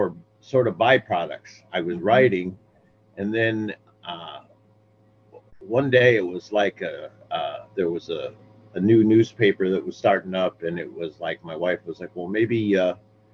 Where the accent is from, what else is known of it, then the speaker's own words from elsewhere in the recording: Kankakee, Illinois, United States; moved away as an adult; also born or lived in Nashville; now in Los Angeles, United States; I grew up in the Midwest, I didn't know anybody. In Kankakee, small town in the Midwest